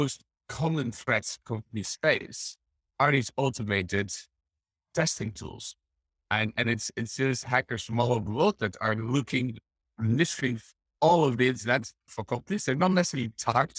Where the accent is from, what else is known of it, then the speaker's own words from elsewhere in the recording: Netherlands; I grew up in the Netherlands